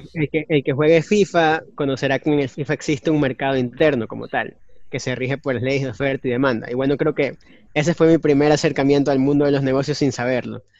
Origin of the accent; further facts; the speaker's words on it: Ecuador; Nosotros somos ecuatorianos